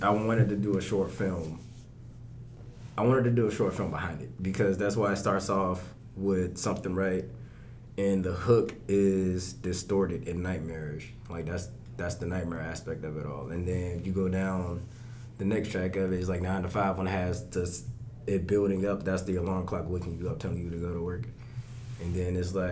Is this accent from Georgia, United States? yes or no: yes; Augusta, Georgia, United States; anytime I'm in Atlanta and I say I'm from Augusta, people look mind blown that I'm from Augusta